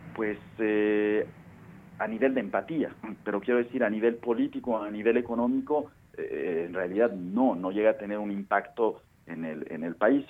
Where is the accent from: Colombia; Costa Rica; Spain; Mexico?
Mexico; nosotros como mexicanos